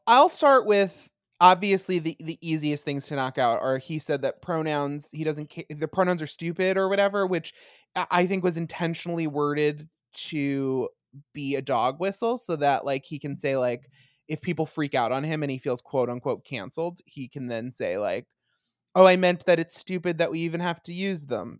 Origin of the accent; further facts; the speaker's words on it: Long Island, New York, United States; I am from Long Island